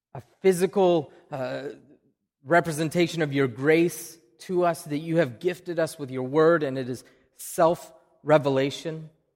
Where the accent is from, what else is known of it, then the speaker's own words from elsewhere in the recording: Oklahoma, United States; accent: Oklahoma; now in Wakefield, United States; That's my Oklahoma accent